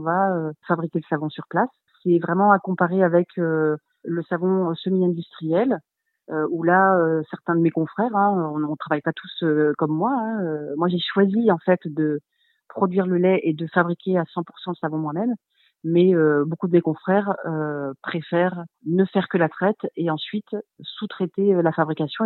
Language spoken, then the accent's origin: French; Charente-Maritime, Nouvelle-Aquitaine, France; now in Gers, France; je suis de Charente-Maritime